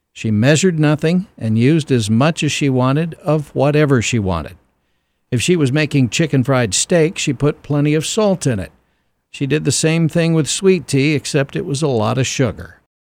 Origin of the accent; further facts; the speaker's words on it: Ashdown, Arkansas, United States; Growing up in Ashdown, Arkansas